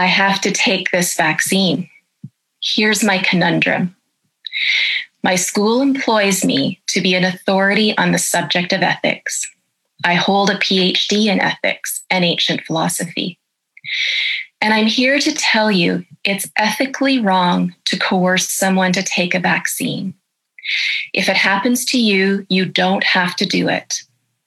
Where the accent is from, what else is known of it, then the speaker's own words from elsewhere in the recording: Canada; I'm a professor of ethics and I'm a Canadian